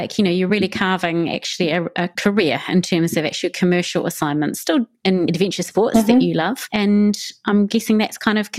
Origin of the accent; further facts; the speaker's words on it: Christchurch, Canterbury, New Zealand; moved away as an adult; also born or lived in London; coming from New Zealand. And okay, I came from Christchurch, mm-hmm. But it's not London. And I think to that day, even I lived there for 17 years